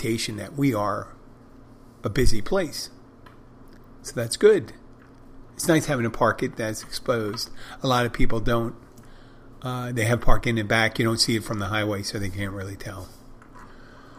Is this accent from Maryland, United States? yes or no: no; Philadelphia, Pennsylvania, United States; now in Key Largo, United States; I come from Philadelphia